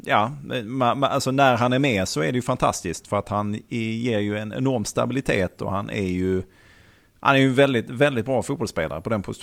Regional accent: Malmö, Skåne, Sweden; vi är från Malmö.

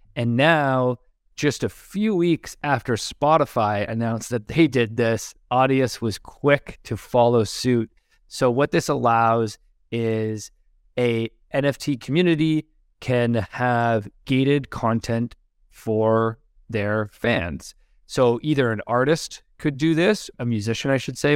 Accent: Canada; like how being Canadian, we always get called American.

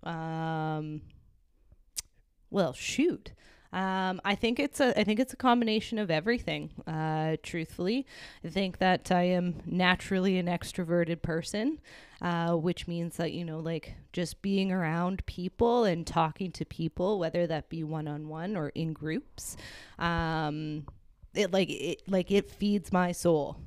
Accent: Hamilton, Ontario, Canada; grew up in Waterdown

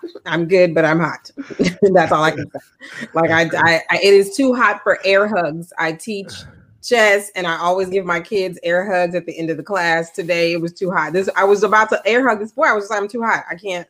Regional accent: the South, United States; now in California, United States; I grew up in the South and I would spend summers with my grandparents.

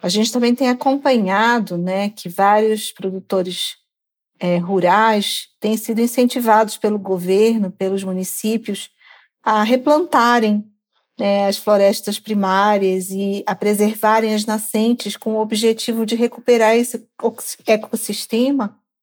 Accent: Pará, Brazil; moved away; also born or lived in Parauapebas; eu sou da Amazônia, sou do Pará, né? Enquanto morei é, na região de Carajás, é próximo

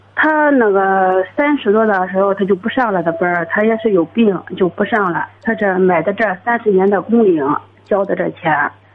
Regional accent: Dezhou, Shandong, China; 我是德州的

